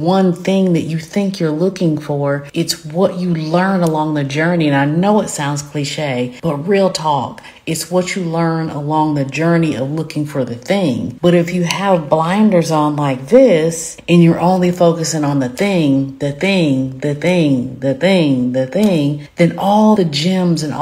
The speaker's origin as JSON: {"language": "English", "region": "the South", "country": "United States", "accent": "Southern", "said": "I am Southern, as you can tell by my accent."}